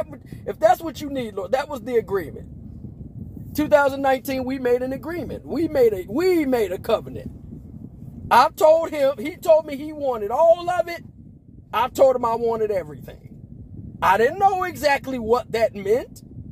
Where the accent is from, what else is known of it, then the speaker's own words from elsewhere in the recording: Las Vegas, Nevada, United States; born there; I was born in Las Vegas, Nevada, to a military family that's from Chicago.